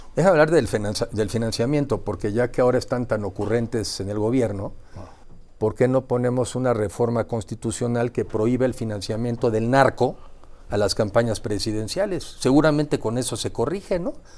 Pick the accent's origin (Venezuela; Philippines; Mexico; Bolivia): Mexico; como mexicanos